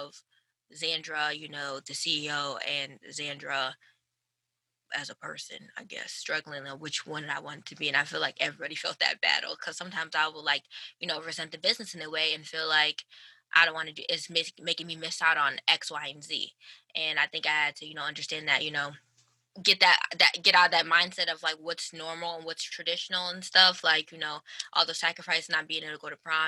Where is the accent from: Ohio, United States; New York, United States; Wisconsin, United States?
New York, United States; Buffalo; born and raised in Buffalo, New York